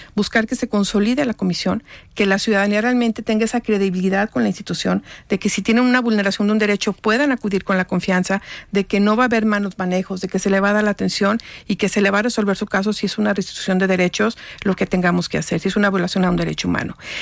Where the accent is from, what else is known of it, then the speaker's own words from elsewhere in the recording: Guanajuato, Mexico; moved away as an adult; also born or lived in Jalisco; now in Guadalajara, Mexico; Yo no soy de Jalisco, yo soy de Guanajuato. Yo me vine a estudiar aquí